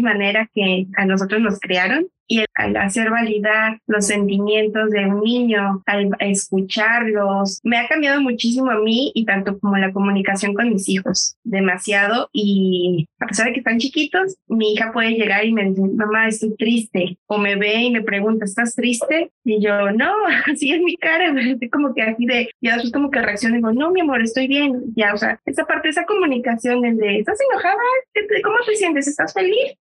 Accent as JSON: {"language": "Spanish", "country": "Mexico", "said": "como mexicana o donde yo crecí"}